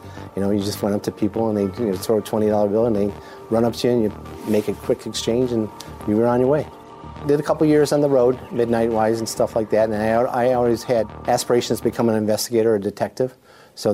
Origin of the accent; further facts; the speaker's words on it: Skokie, Illinois, United States; moved away as an adult; also born or lived in Louisiana; now in Boca Raton, United States; Originally, I'm from Chicago, northern suburbs, Skokie, Illinois.